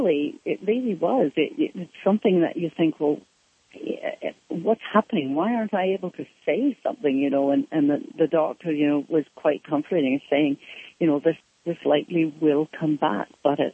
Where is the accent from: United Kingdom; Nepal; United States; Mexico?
United Kingdom; Scotland; accent: Scottish; And then when I spoke again, it came back as the Scottish accent.